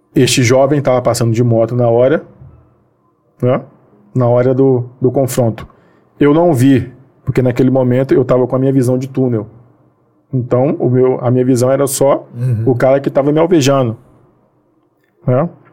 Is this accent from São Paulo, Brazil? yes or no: no; Bahia, Brazil; now in Rio de Janeiro, Brazil; eu sou baiano